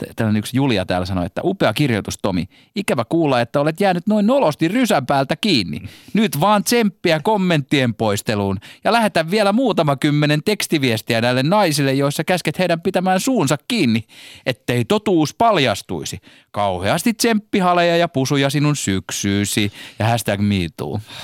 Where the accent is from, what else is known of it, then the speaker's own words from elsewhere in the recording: Helsinki, Uusimaa, Finland; accent: stadin murre (Helsinki slang); mä puhun liikaa stadin murretta